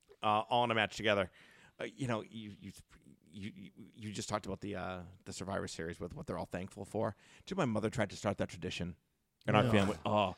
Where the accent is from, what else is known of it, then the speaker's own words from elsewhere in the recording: Northeast, United States; also born or lived in Florida; we're all from the Northeast and we really don't have a lot of college sports up here.